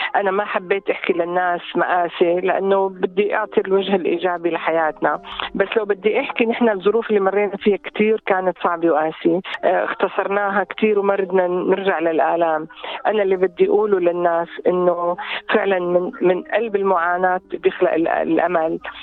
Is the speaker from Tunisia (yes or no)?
no; Mashta al-Helu, Tartus Governorate, Syria; moved away as an adult; also born or lived in Aleppo, Syria / Deir ez-Zor, Syria; now in Melbourne, Australia; من سوريا آه، من منطقة جميلة جدا بسوريا اللي هي منطقة مشتى الحلو منطقة منطقة اصطياف جميلة طبعا أنا ولدت هناك ودرست آه، كل مراحل دراستي الابتدائية والإعدادية والثانوية